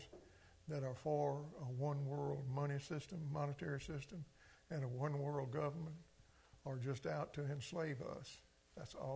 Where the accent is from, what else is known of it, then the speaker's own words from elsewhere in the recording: Clarksdale, Mississippi, United States; I grew up in a Delta culture in Mississippi and Clarksdale